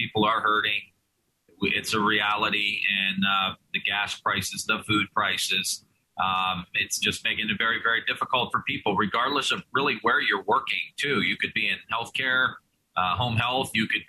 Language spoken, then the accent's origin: English; Ohio, United States; I say I'm an American. I'm an American first. I'm an Ohioan second